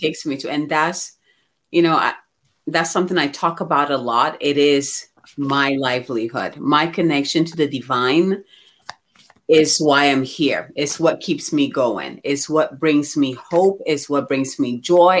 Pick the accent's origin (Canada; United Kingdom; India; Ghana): Ghana; moved away; I'm originally from Ghana